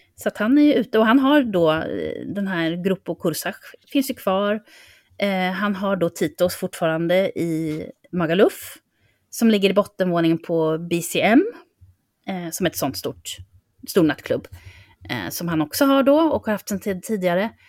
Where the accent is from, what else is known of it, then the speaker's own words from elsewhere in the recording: Sweden; vi som svenskar